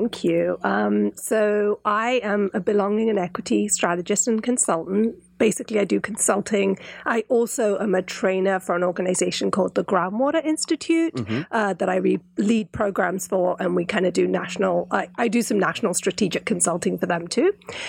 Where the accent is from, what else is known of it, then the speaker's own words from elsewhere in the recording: London, United Kingdom; moved away as an adult; also born or lived in California; now in Northwest Arkansas, United States; So I was born and brought up in England, in London, and met my husband out there, and he's American Indian.